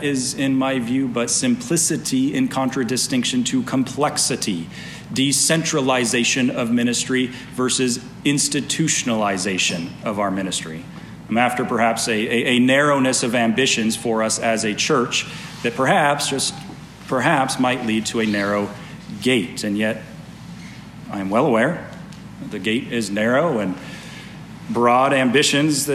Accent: Las Vegas, Nevada, United States; now in Reno, United States; I grew up in Las Vegas

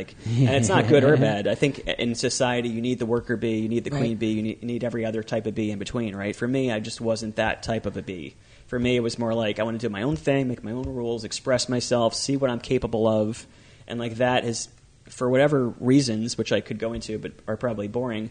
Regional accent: Howell, New Jersey, United States; I grew up in Howell, nice little suburban town, about 15 minutes from the beach-ish

